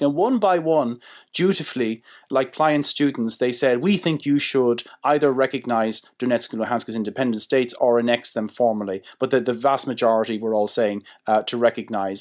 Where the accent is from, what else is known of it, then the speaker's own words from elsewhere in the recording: Ireland; as Irish people